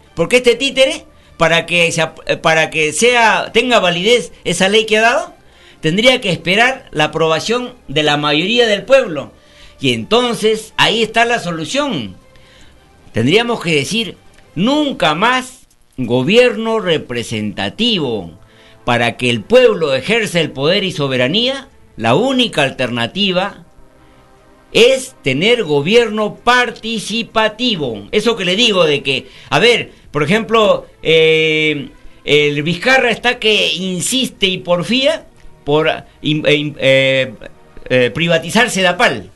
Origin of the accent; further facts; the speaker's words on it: Peru; Nosotros los 33 millones de peruanos